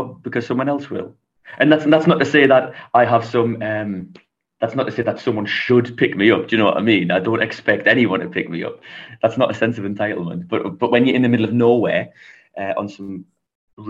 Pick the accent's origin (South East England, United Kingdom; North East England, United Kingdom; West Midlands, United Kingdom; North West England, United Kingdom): North East England, United Kingdom; Newcastle upon Tyne; So I'm from England. I'm from the north of England, a place called Newcastle, which is very close to Scotland.